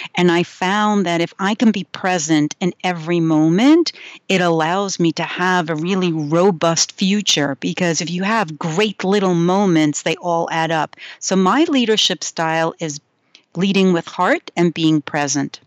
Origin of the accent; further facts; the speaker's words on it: New York, United States; I grew up in New York